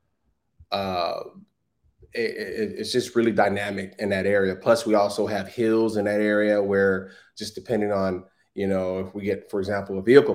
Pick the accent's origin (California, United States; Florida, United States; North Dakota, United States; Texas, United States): California, United States; Los Angeles; I grew up in South Central LA. So I'm a city person.